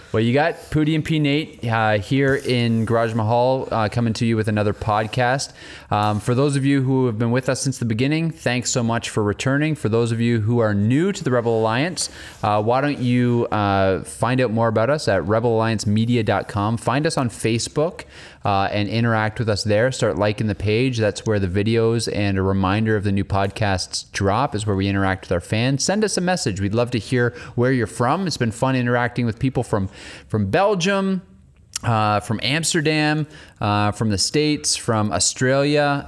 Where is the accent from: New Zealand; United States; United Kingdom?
United Kingdom; England; I'm an English guy